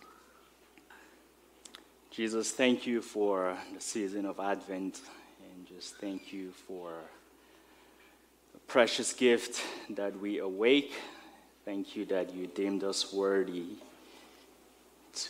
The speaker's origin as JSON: {"language": "English", "country": "Nigeria", "tie": "born or raised there", "moved": "yes", "lives_now": "United States", "said": "growing up in Nigeria"}